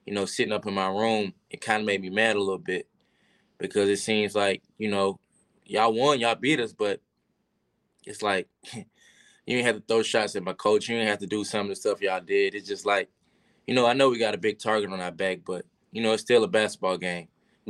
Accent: Georgia, United States; I had a lot of family there. I'm from Georgia. So Georgia was a big game for me

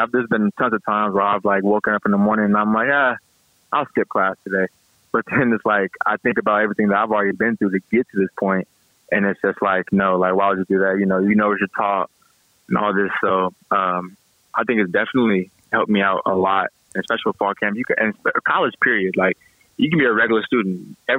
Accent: Gulfport, Mississippi, United States; also born or lived in San Diego, California; Yeah, I was raised in Mississippi, Gulfport, Biloxi area, Mississippi. And I had moved to San Diego, California, because my dad was in the military.

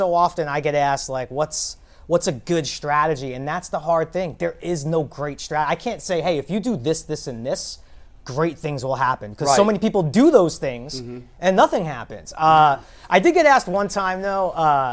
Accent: New York City, New York, United States; moved away as an adult; also born or lived in Los Angeles; now in Cleveland, United States; I grew up in Brooklyn

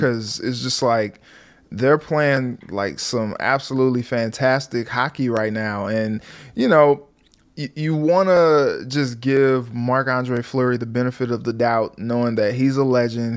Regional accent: St. Louis, Missouri, United States; moved away; I'm from Saint Louis

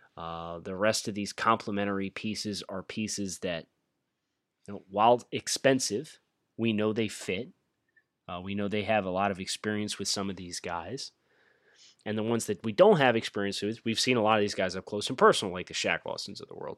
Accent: Philadelphia, Pennsylvania, United States; I'm from the Philadelphia area myself

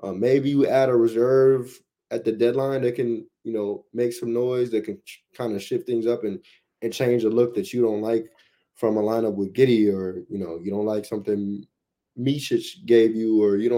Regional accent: Omaha, Nebraska, United States; now in Oklahoma City, United States; Like, I came from Omaha, right? So OKC kind of feels like Omaha, but you just throw an NBA team into the mix.

